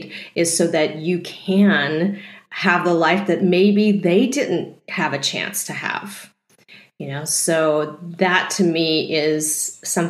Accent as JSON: {"language": "English", "region": "Texas", "country": "United States", "tie": "born or raised there", "said": "I grew up in Texas, and being Asian in Texas is not very easy"}